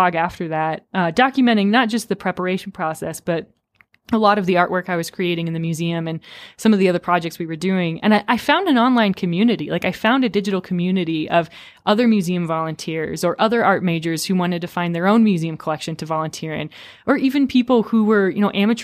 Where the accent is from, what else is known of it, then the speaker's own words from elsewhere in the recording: Rapid City, South Dakota, United States; my educational background growing up in Rapid City, South Dakota